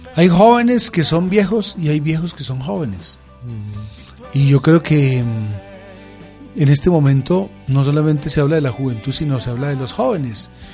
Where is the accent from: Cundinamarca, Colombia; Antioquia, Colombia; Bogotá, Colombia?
Cundinamarca, Colombia; Villapinzón; moved away; siempre regreso a mi pueblo